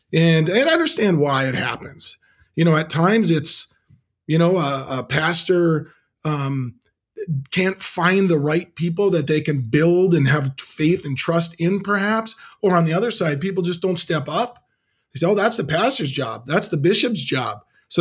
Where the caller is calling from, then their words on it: Green Bay, Wisconsin, United States; I'm dialing in from Green Bay, Wisconsin today under the shadow of Lambeau Field, the frozen tundra.